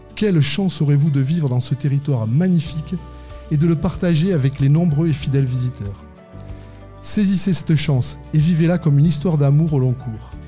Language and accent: French; Landes, Nouvelle-Aquitaine, France; on est des des Landais pyrénéens